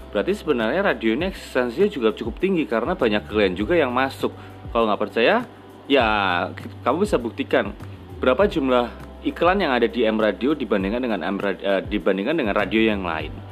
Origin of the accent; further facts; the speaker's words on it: Surabaya, East Java, Indonesia; aku nggak mau yang menggebu-gebu bahwa aku orang Surabaya gitu loh.